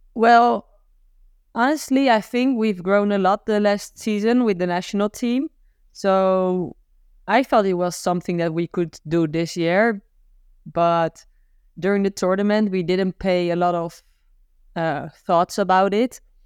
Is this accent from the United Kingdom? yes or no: no; Gouda, South Holland, Netherlands; I'm from Gouda